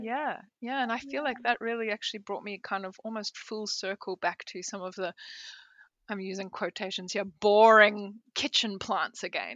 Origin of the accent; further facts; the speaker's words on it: South Africa; also born or lived in Peru; now in Australia; I'm South African. I went and did an apprenticeship in Peru, then I moved to Australia